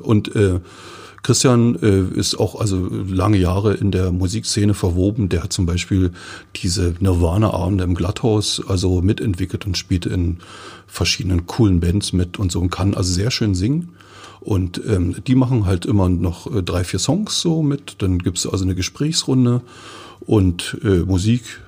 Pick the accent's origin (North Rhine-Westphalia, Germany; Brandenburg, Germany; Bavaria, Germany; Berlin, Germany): Brandenburg, Germany; Forst; Ich bin ja gebürtiger Forster